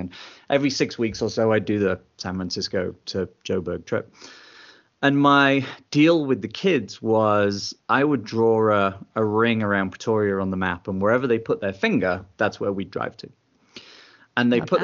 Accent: England, United Kingdom; also born or lived in United States; I was born in England

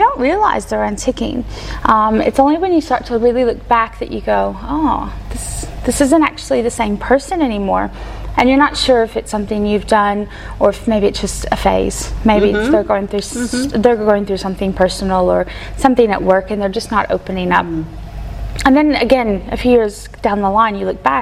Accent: Kentucky, United States; moved away; I was born and raised in Kentucky by a stepdad.

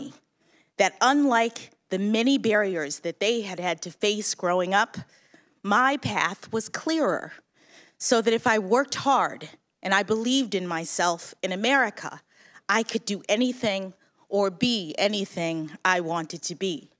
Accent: Washington, District of Columbia, United States; When I was born here in Washington, my parents were public school teachers.

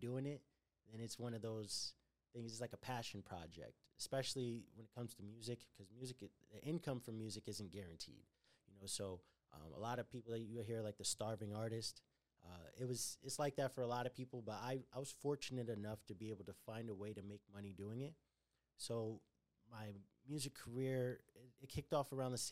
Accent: Connecticut, United States; moved away; also born or lived in Brooklyn; I was growing up in Connecticut

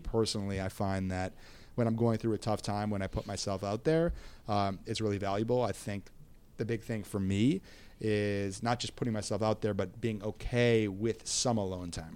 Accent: Minneapolis, Minnesota, United States; I'm from Minneapolis, Minnesota, and I am thirty-seven

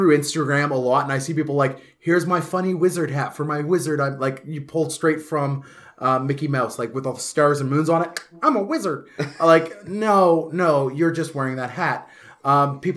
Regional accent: Canada; being Canadian. We're such a melting pot here

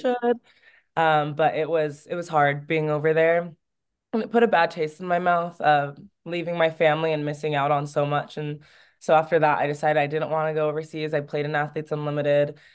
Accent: California, United States; moved away as an adult; also born or lived in Oregon / France; my home state

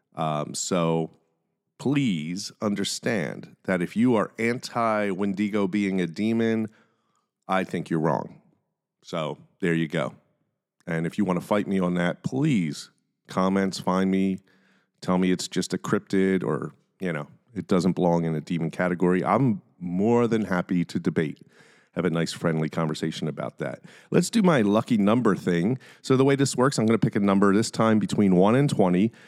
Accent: Philadelphia, Pennsylvania, United States; I'm from Philly

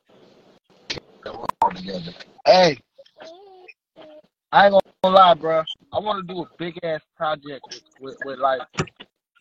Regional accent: Dayton, Ohio, United States; I'm from Five Oaks, Ohio

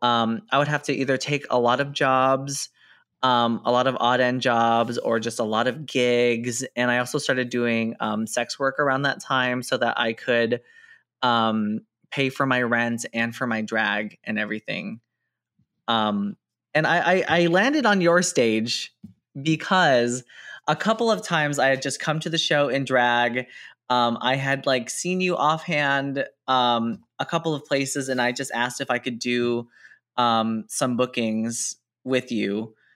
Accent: San Jose, California, United States; I grew up in San Jose

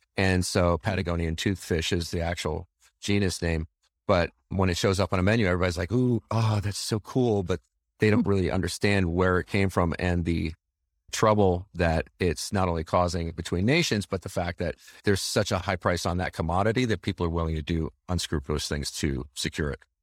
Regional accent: Chicago, Illinois, United States; I grew up right around the Chicagoland area

